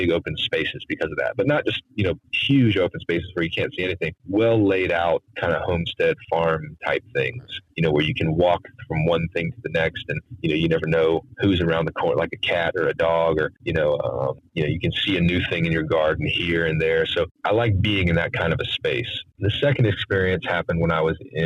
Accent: Wilmington, North Carolina, United States; I grew up here in Wilmington and it's coastal southeast North Carolina

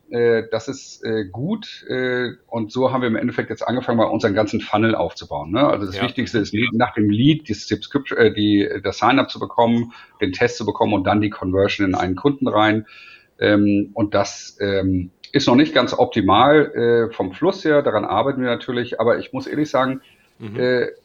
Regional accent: Hamburg, Germany; now in Munich, Germany; Äh, und äh, wie man hört, bin ich ja kein Münchner. Ich bin eigentlich Hamburger.

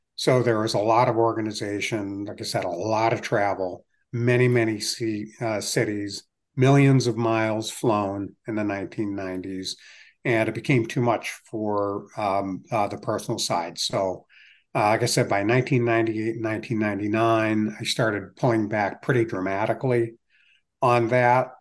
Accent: United States; also born or lived in Virginia / Cleveland, Ohio / Greenville, South Carolina; moved to Screen Falls in nineteen sixty-three, and I'd been here ever since

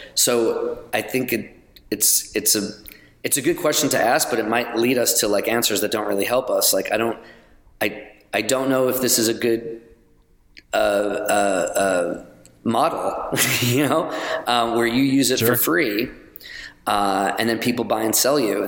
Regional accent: New York, United States; also born or lived in Los Angeles / London; now in Chattanooga, United States; I'm a New Yorker

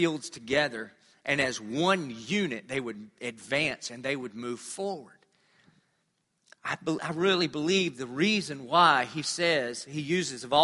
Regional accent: United States; I'm a pastor from America

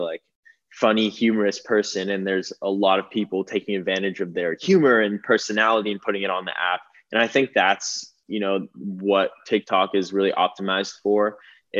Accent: Malibu, California, United States; I grew up in Malibu

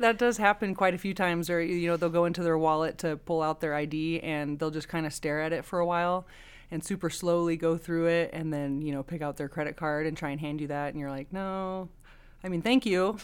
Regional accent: Oregon, United States; moved away as an adult; now in Nevada, United States; I'm originally from Oregon. I came down here back in two thousand six to go to the University of Nevada

